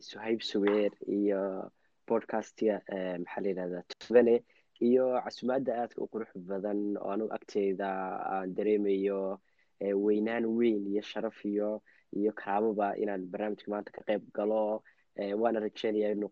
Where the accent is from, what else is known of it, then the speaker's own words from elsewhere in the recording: Yemen; now in Linköping, Sweden; anigu waxaa ku dhashay meel carbeed baan ku dhashay gaar ahaan waxaa ku dhashay waddanka la yidhaahdo Eh, yeman ayaa ku dhashay ah, waxaan kasoo guuray ah, wixii ka dambeeyey labada kun iyo lixdii